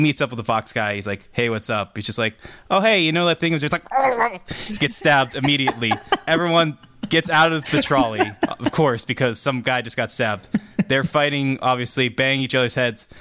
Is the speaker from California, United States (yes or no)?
no; Pittsburgh, Pennsylvania, United States; as a Pittsburgher